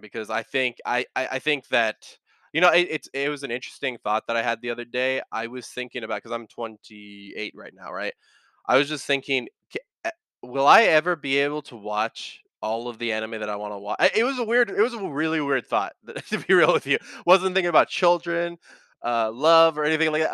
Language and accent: English; United States; you maybe see me, Johnny, and Michael as American